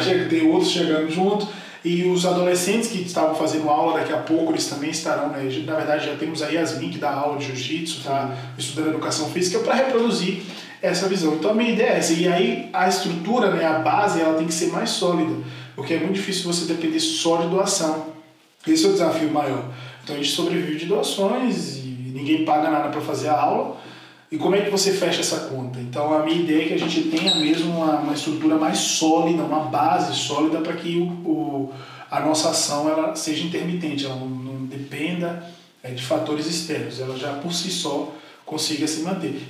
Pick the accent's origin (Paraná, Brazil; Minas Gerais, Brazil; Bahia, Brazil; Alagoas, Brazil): Bahia, Brazil; Salvador; moved away as an adult; now in São Paulo, Brazil; Eu me mudei para São Paulo, sou de Salvador